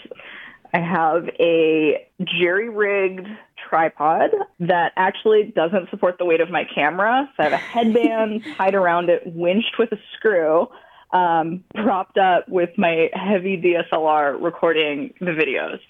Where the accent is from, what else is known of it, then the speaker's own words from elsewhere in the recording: Montana, United States; I am Blackfeet from Montana